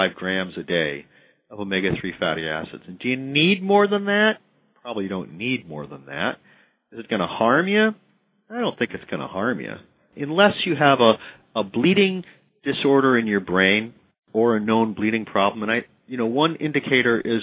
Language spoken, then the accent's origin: English; Midwest, United States; I'm from the Midwest.